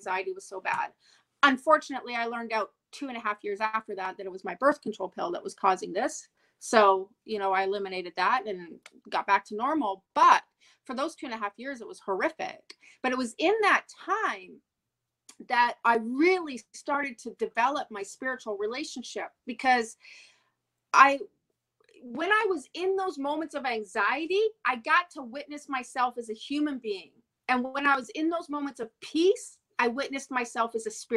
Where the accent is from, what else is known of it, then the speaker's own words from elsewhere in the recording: Montreal, Quebec, Canada; I'm from Montreal.